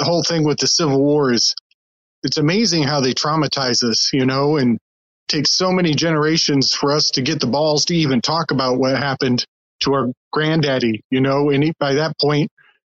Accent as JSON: {"language": "English", "region": "the North", "country": "United States", "also_born_or_lived": "Charleston, South Carolina", "said": "they hated me because I was from the North. They called me a Yankee snowbird"}